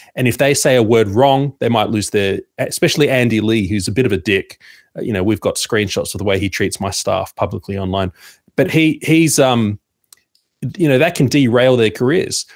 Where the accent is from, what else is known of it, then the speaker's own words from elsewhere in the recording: Sydney, New South Wales, Australia; I'm from Sydney